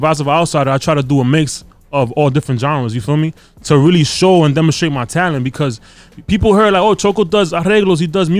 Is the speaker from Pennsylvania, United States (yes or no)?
no; New York City, New York, United States; I grew up in Brooklyn, so you know, I grew up with a diverse background.